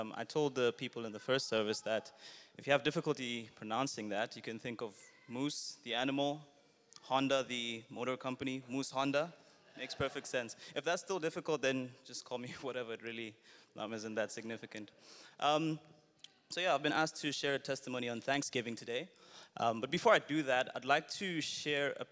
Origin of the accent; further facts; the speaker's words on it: Botswana; moved away as an adult; now in Johannesburg, South Africa; Originally, I'm Zambian, born and raised in Botswana, and then I moved to Johannesburg, to South Africa for studies and eventually for work